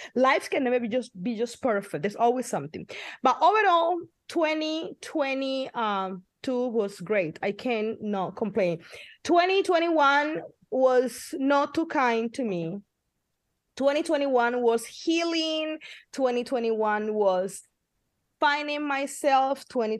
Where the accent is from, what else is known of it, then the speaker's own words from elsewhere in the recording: Midwest, United States; now in California, United States; And we came from the Midwest to like buckets of rain here in California